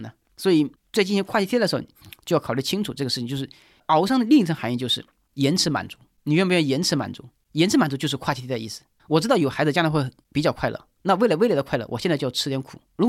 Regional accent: China; 我们中国人有的时候不太重视运气，总以为成功了是靠自己的努力，失败了是自己倒霉

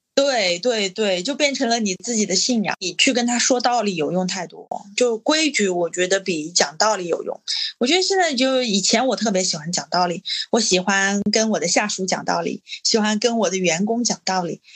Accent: Changsha, Hunan, China; 我们作为长沙人，其实我们的口味都是很重的

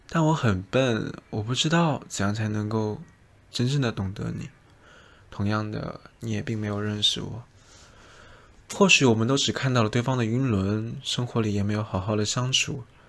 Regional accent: southern China, China; now in Shanghai, China; 而我是南方人

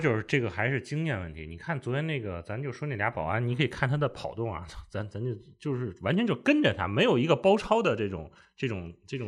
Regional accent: Beijing, China; accent: Beijing dialect; 用咱们北京话

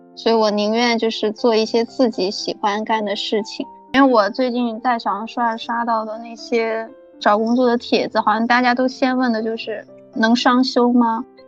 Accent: southern China, China; accent: southern; 明显听口音能听出来我是南方人

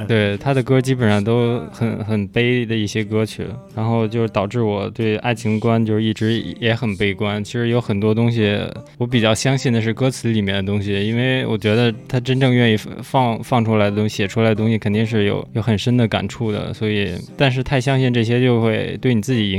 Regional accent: Beijing, China; 我从小是在方舟那边长大

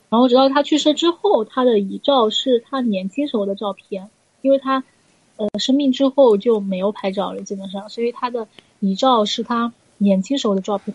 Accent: Zhejiang, China; 我们浙江这边有越剧

